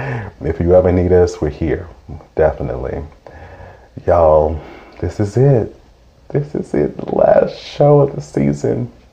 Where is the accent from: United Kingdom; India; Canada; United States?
United States; Mullins, South Carolina; Mullins, which is my hometown.